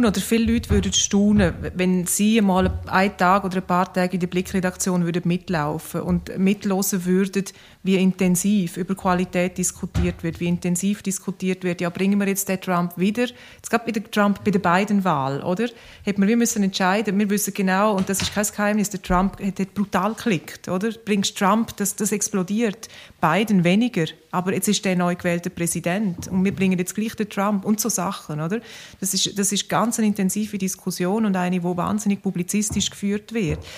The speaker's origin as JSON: {"language": "German", "region": "Graubünden", "country": "Switzerland", "said": "ich komme aus dem Engadin, bin ja halt äh, geht man dort hin, fast jedes Wochenende und so."}